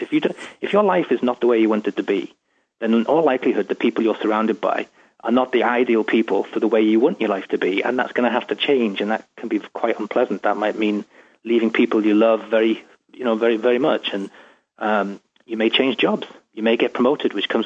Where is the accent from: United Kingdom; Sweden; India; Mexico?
United Kingdom; England; moved away as an adult; now in Seattle, United States; I'm from England, obviously, and I'm talking to you from Seattle